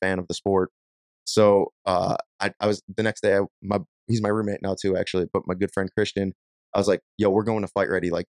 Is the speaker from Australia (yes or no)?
no; Ireland; I mean, I'm Irish. It's in my blood to fight.